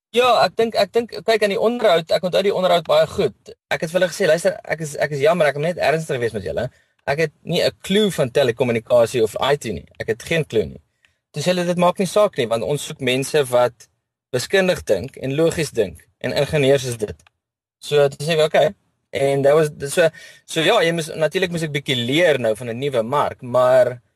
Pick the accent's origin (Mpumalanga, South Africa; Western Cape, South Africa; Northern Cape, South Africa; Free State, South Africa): Free State, South Africa; Bloemfontein; now in Cape Town, South Africa; Ek is oorspronklik van Bloemfontein af.